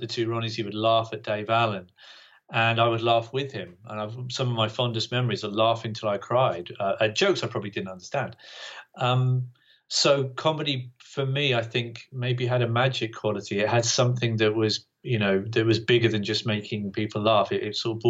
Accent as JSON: {"language": "English", "town": "Great Yarmouth", "region": "East of England", "country": "United Kingdom", "tie": "born or raised there", "also_born_or_lived": "Bungay, Suffolk / Norwich", "said": "my dad died when I was 10. And after that, we moved to Great Yarmouth"}